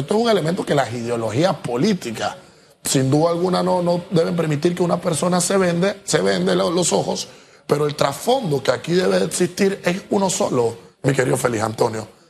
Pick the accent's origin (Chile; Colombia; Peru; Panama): Panama; yo como panameño, amante a mi, a mi república